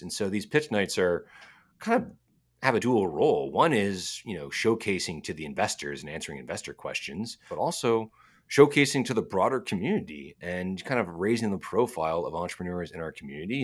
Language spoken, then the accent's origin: English; United States; now in Edmonton, Canada; I'm American